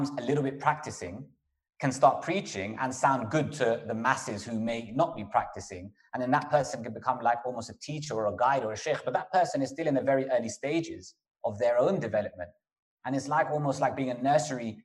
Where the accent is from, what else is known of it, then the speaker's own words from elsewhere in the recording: London, United Kingdom; moved away as an adult; also born or lived in Bradford; When I was in London, I grew up in London